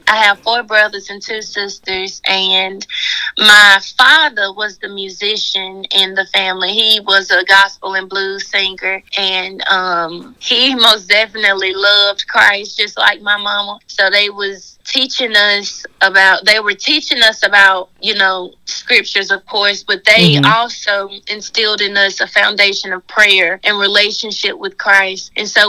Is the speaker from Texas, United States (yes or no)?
no; Memphis, Tennessee, United States; Yes, ma'am. Born and raised.